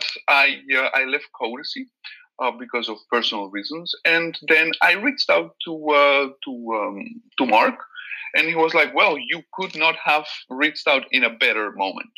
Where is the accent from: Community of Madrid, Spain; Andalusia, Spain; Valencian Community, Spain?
Valencian Community, Spain; Valencia; first language Catalan; English is a second language; now in Netherlands; I'm from Valencia, and in Valencia we also speak Catalan